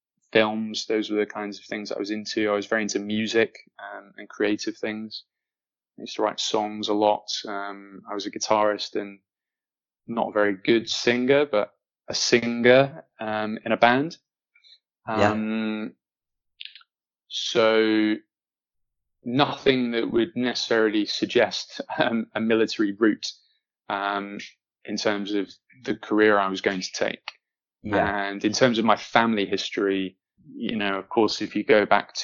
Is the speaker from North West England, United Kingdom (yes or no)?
yes; Manchester, North West England, United Kingdom; I grew up in Manchester, had a pretty stable and normal and happy upbringing